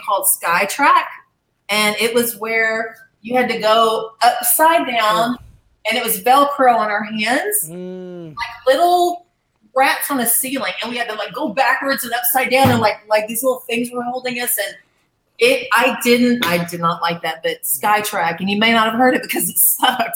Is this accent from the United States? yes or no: yes; Arkansas, United States; moved away as an adult; also born or lived in Dallas, Texas; I'm from Arkansas originally, and mm-hmm. so I grew up raising horses